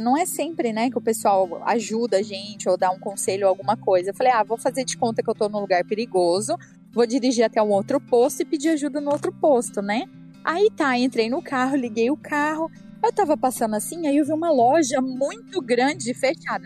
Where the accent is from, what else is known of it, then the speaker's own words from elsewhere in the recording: Brazil; I'm from Brazil. tipo, eu sou do Brasil